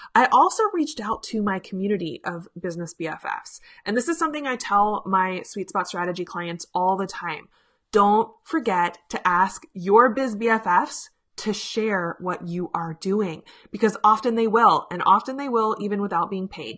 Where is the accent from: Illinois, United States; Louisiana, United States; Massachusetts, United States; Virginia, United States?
Virginia, United States; Richmond; my hometown of Richmond, Virginia